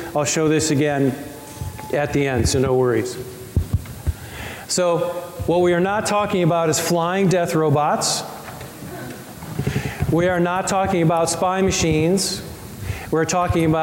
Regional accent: Colorado, United States; I'm from Colorado

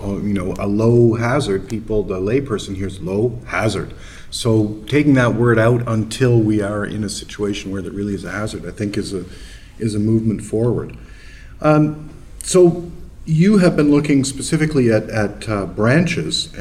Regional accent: Toronto, Ontario, Canada; my hometown, Toronto.

